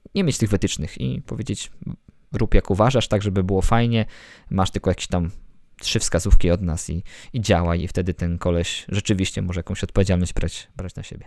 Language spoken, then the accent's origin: Polish; Bolesławiec, Lower Silesian Voivodeship, Poland; Ja jestem z Bolesławca na Dolnym Śląsku